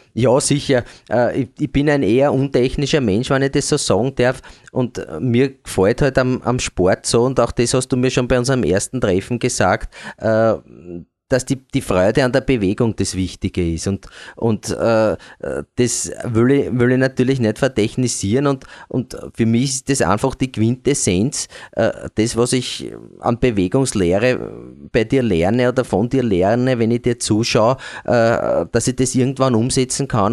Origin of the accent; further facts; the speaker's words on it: Eastern Austria, Austria; bei uns in Ostösterreich